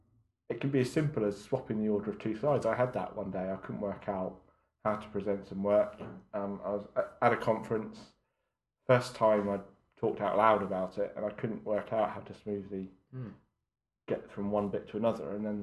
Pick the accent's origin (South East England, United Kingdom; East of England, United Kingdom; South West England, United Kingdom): South East England, United Kingdom; Fareham; Yeah, near Southampton. So, a little place called Fareham between Southampton and Portsmouth.